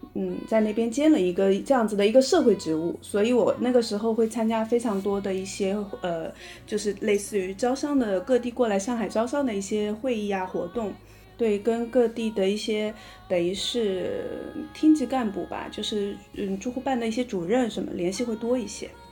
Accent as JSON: {"language": "Chinese", "region": "Shanghai", "country": "China", "said": "我是上海人，现在，呃，住在上海的嘉定区"}